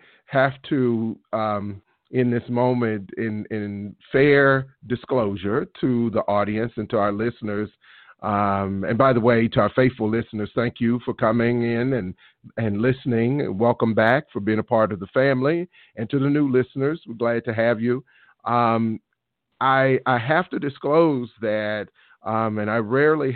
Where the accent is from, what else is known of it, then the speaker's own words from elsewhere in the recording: Alabama, United States; moved away; my hometown in Alabama